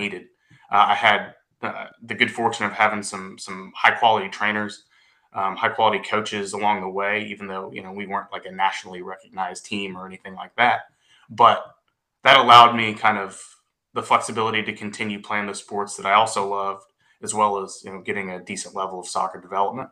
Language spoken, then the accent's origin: English; Grapevine, Texas, United States; I'm from Grapevine, Texas, grew up in Grapevine